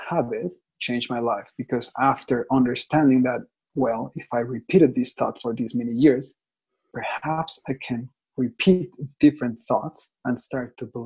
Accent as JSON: {"language": "English", "country": "Mexico", "second_language": "English", "lives_now": "Toronto, Canada", "said": "Right. I am from Mexico. I speak Spanish and English. I live in Toronto."}